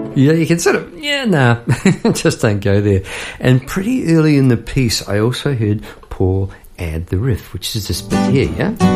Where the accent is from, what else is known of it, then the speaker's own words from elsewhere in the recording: New Zealand; as a New Zealander